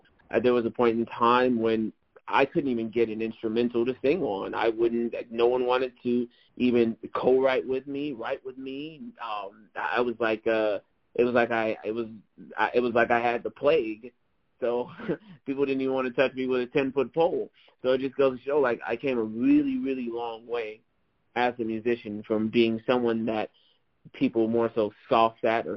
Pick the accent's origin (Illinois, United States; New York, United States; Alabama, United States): Illinois, United States; Chicago; born and raised in Chicago